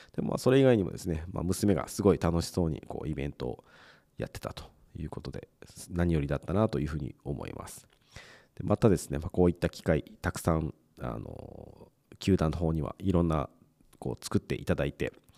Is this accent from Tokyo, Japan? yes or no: no; Mie, Japan; 僕はあの地元が三重県ですぐ近くにこうプロ野球のチームっていうのがあまりなかったので